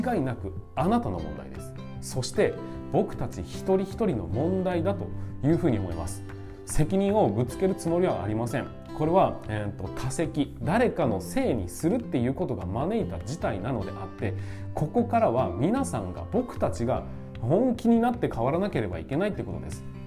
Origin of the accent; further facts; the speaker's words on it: Tokachi, Hokkaido, Japan; 我が地元十勝